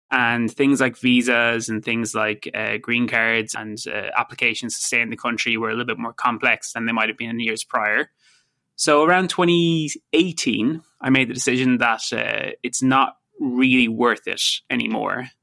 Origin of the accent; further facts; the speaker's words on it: Ireland; moved away as an adult; also born or lived in United States / London; now in Vancouver, Canada; it will always be my home country